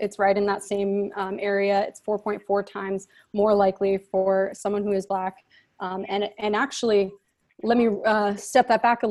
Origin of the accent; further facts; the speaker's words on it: Arizona, United States; moved away as an adult; now in Davis, United States; I come from Arizona and I lived there my whole life.